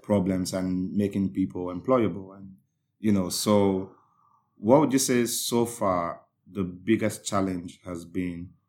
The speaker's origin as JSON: {"language": "English", "country": "Nigeria", "moved": "yes", "lives_now": "United Kingdom", "said": "as a Nigerian"}